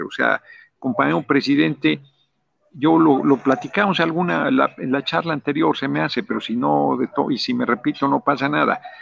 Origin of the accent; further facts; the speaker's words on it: Mexico City, Mexico; also born or lived in Morelos; yo nací en el DF